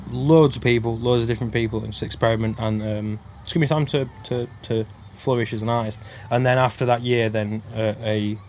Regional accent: Oxenhope, Yorkshire and the Humber, United Kingdom; Technically, I'm from a little village called Oxenhope in the Worth Valley in Yorkshire

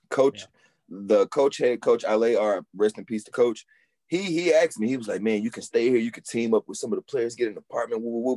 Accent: Houston, Texas, United States; I'm originally from Houston

